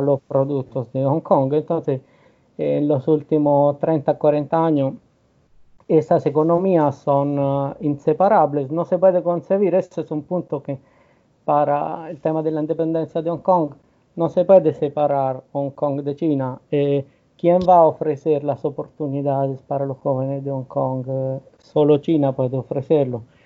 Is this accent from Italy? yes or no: yes; Rome, Lazio, Italy; yo soy de Roma